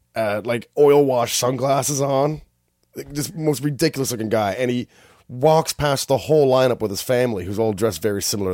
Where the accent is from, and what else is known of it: Canada; accent: Canadian; also born or lived in Whistler